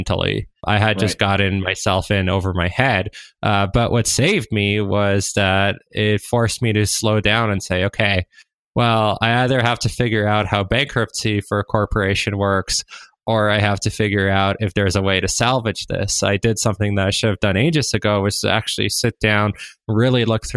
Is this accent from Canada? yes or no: yes; Waterloo, Ontario, Canada; I grew up in Waterloo. It's a startup hub.